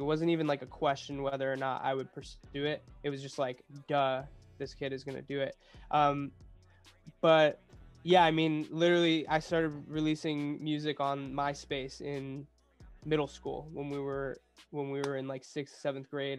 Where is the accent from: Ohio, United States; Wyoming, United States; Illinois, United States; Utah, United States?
Ohio, United States; Cleveland; moved away as an adult; also born or lived in Boston; now in Los Angeles, United States; I'm from Cleveland, Ohio